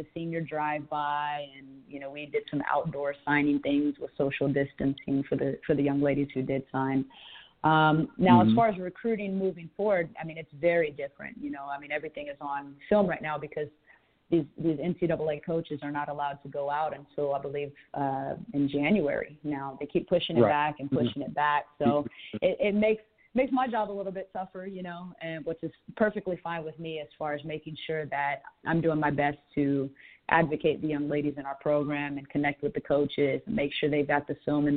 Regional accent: Corpus Christi, Texas, United States; also born or lived in San Antonio, Texas / Orlando, Florida / El Paso, Texas; now in Fort Worth, United States; I'm originally from Corpus Christi, Texas, so way down south.

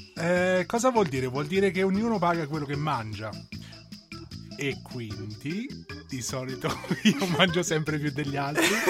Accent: Ostia, Lazio, Italy; now in Germany; sono di Ostia, non sono di Roma

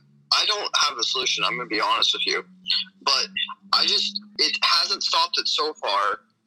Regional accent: the Poconos, Pennsylvania, United States; from the Poconos.

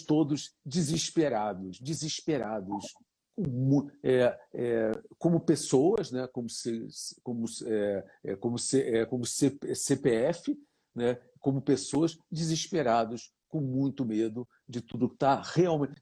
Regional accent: Brazil; sou brasileiro

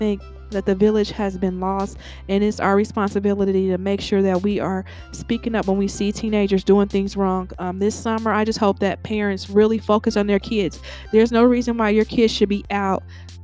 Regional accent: Cincinnati, Ohio, United States; I'm from Cincinnati, Ohio

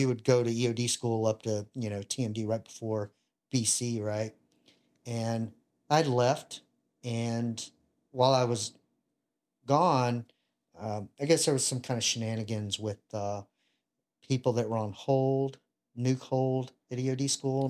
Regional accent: Ruston, Louisiana, United States; I grew up in Louisiana, uh, Ruston

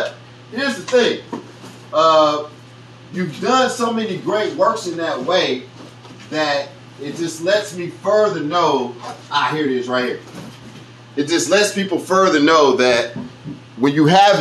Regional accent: Kansas City, Kansas, United States; growing up in Wyandotte County

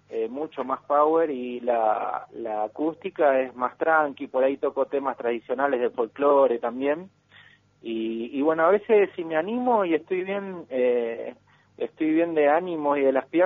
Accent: Comodoro Rivadavia, Chubut, Argentina; Yo soy de Comodoro Rivadavia y soy bailo de toda la vida, de los siete años. Siempre me dediqué a la danza.

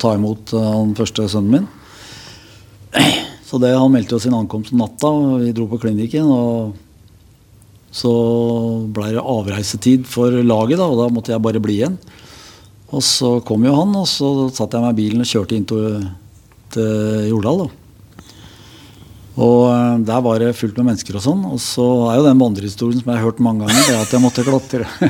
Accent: Oslo, Norway; also born or lived in Fredrikstad; Jeg vokste opp eh, i Gripfjells gate

